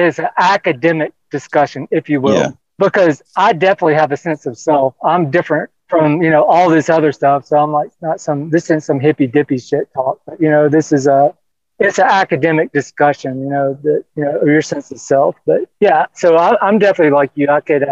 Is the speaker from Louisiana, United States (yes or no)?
yes; Louisiana, United States; I grew up in Louisiana.